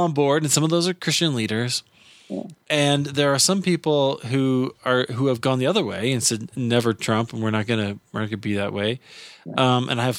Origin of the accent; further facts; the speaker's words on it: United States; As an American